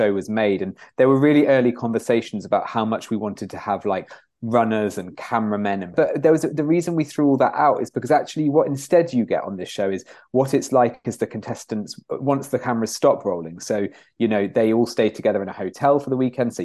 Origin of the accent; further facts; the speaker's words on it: Nottingham, East Midlands, United Kingdom; we're both from Nottingham